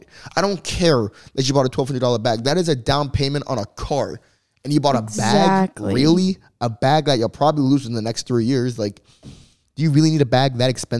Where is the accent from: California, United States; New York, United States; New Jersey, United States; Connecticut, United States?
New Jersey, United States; moved away as an adult; now in Los Angeles, United States; I came from New Jersey. Cross the country.